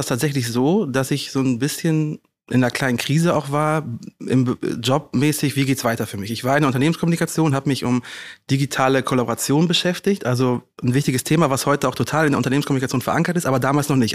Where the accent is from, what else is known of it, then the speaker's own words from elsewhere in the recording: Rhineland, Germany; moved away as an adult; now in Hamburg, Germany; ich bin Rheinländer durch und durch, bin im Rheinland groß geworden